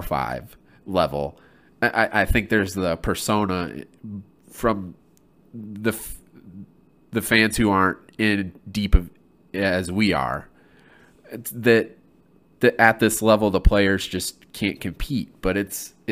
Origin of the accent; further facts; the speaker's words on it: Flint, Michigan, United States; my hometown in Flint